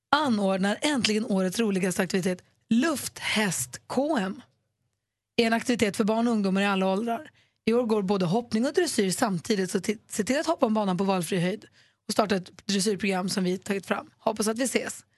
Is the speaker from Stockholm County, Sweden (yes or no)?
no; Luleå, Norrbotten County, Sweden; vi hade rykt-SM när jag var liten på Luleå ridklubb